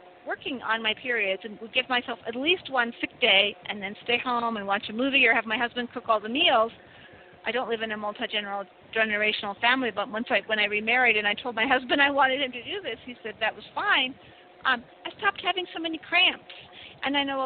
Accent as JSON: {"language": "English", "country": "United States", "moved": "yes", "lives_now": "Mexico", "said": "I'm an American citizen, happen to be living in Mexico"}